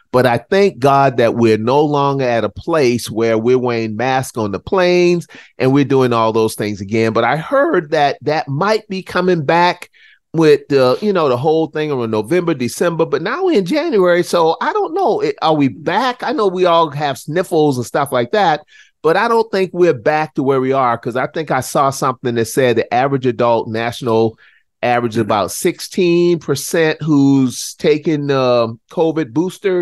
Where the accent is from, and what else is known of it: Charleston, South Carolina, United States; born or raised there; now in North Carolina, United States